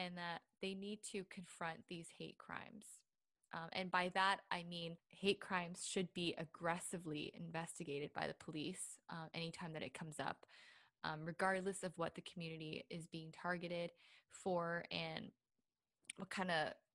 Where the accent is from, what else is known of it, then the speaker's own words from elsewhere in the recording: Canada; Asian Canadian women